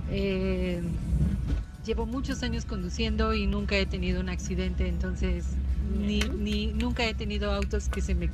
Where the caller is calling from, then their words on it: Mexico City, Mexico; de la Ciudad de México.